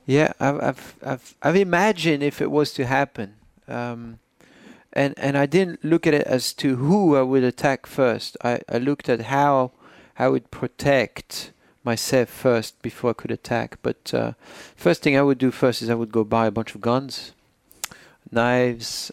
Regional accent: Poitiers, Nouvelle-Aquitaine, France; English is a second language; moved away as an adult; now in United States; I was born in Poitiers on May 18, 1984

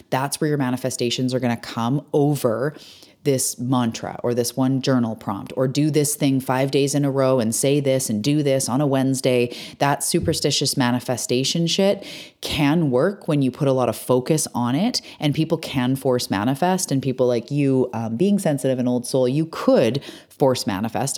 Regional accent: British Columbia, Canada; I'm a Canadian on my island, Vancouver Island

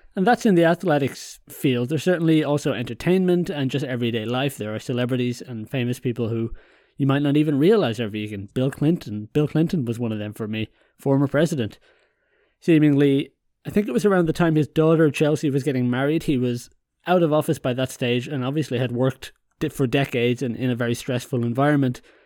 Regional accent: Ireland; moved away; also born or lived in continental Europe; I'm Irish

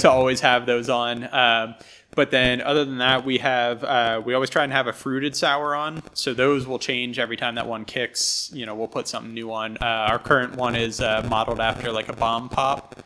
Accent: Bucks County, Pennsylvania, United States; born or raised there; moved away as an adult; also born or lived in Philadelphia, Pennsylvania; now in Philipsburg, United States

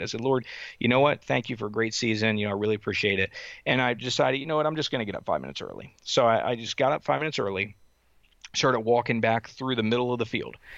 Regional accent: Southern Delaware, United States; also born or lived in Wisconsin / North Carolina; So I, I actually grew up, uh, in Southern Delaware.

